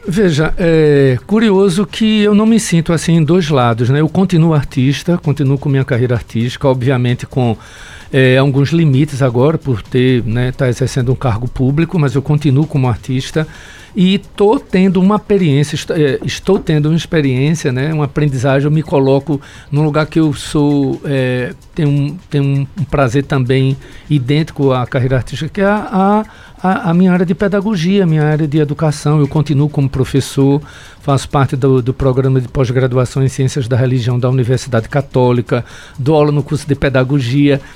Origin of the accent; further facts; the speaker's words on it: Carpina, Pernambuco, Brazil; also born or lived in Caruaru; eu venho da zona da Mata Norte